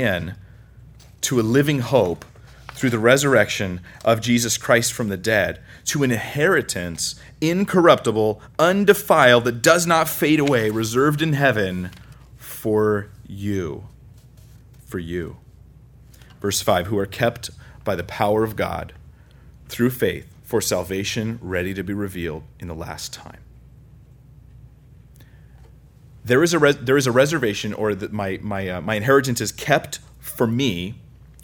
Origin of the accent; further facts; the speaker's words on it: California, United States; we're from California, so we think we have no accents